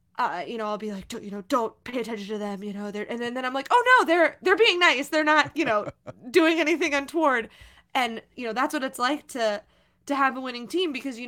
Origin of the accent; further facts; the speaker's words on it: Midwest, United States; But, you know, growing up in the Midwest, I did know that I wanted, from a relatively young age, from high school at least... knew that I wanted to do entertainment